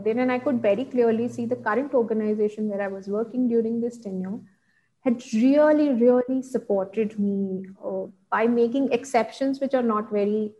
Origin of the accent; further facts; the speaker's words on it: Ahmedabad, Gujarat, India; now in Bangalore, India; I stay in Bangalore and my hometown is in Ahmedabad.